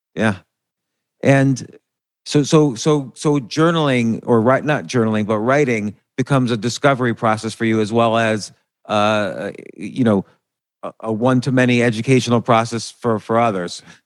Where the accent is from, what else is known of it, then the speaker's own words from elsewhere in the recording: New Jersey, United States; I grew up in New Jersey